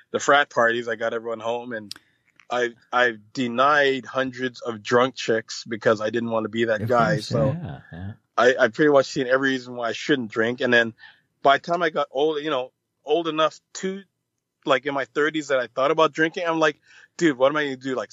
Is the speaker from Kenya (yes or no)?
no; Jamaica; I've never smoked weed or anything like that, but I'm Jamaican, so I've pretty much gotten a contact high.